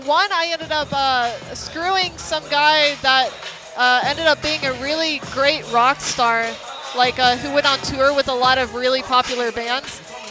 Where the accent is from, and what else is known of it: Kansas City, Missouri, United States